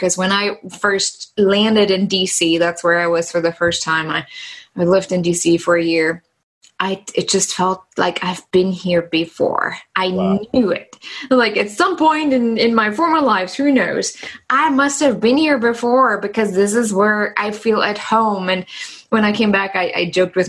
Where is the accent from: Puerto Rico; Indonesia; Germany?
Germany; East Germany; now in Indianapolis, United States; I'm originally from Germany. I grew up in East Germany behind the wall